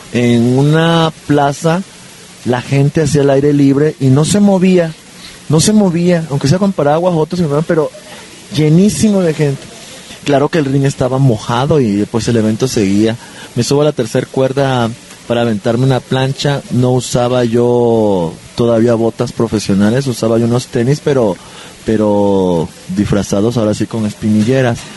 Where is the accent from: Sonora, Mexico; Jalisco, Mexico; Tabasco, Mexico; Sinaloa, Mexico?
Tabasco, Mexico; Villahermosa; yo soy originario de Villahermosa, Tabasco. Eh, nací el 9 de enero de 1976